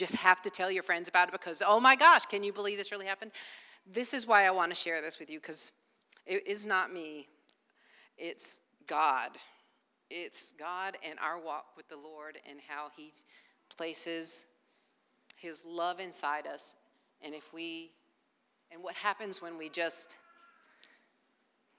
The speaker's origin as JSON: {"language": "English", "town": "Wilmington", "country": "United States", "said": "I'm from Wilmington"}